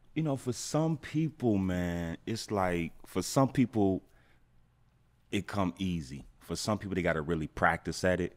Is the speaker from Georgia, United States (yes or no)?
yes; Atlanta, Georgia, United States; also born or lived in St. Louis, Missouri; I'm from Atlanta, but I was staying in Saint Louis